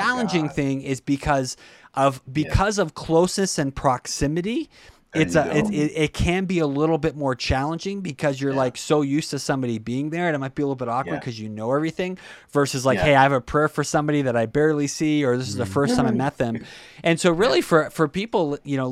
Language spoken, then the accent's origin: English; Brockton, Massachusetts, United States; I'm from Brockton